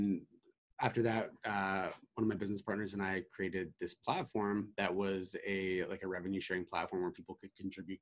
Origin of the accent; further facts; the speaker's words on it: Canada; I'm Canadian